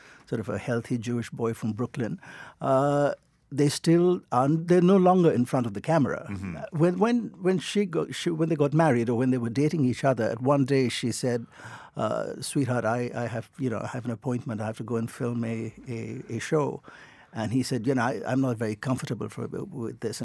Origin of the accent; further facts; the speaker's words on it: Northern Ireland, United Kingdom; I was born in Northern Ireland.